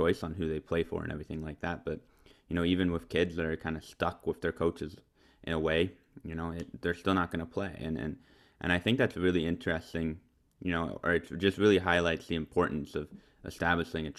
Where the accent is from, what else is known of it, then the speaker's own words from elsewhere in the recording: United States; as an American